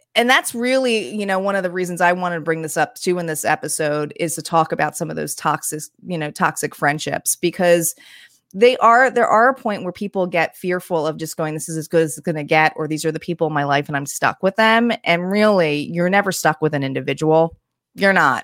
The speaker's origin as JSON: {"language": "English", "region": "New Jersey", "country": "United States", "also_born_or_lived": "New York", "said": "I had come from New York and moved back to New Jersey"}